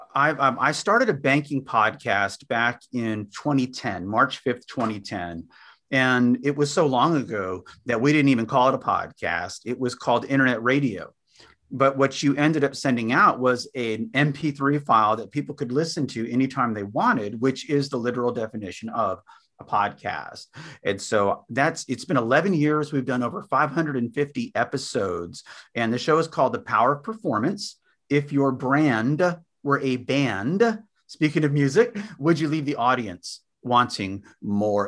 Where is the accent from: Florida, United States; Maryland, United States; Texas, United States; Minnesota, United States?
Texas, United States; San Antonio; also born or lived in Austin, Texas; we grew up in Bear County down near San Antonio, Texas